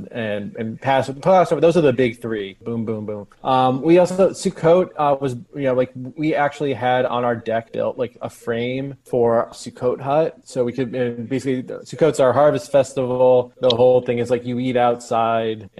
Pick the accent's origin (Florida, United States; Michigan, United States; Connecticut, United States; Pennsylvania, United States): Connecticut, United States; I'm Connecticut. Well, I mean, I grew up in Connecticut